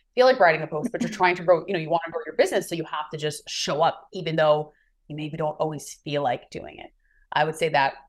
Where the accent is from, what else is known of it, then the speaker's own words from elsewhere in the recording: New York, United States; moved away as an adult; also born or lived in California; now in Maui, United States; I'm originally from New York and now I reside in beautiful Maui, Hawaii